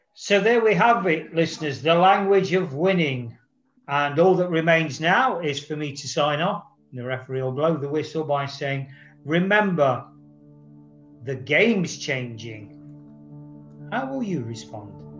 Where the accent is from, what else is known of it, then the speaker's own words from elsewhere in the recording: Nottingham, East Midlands, United Kingdom; my hometown club in the third round of the FA Cup, Nottingham Forest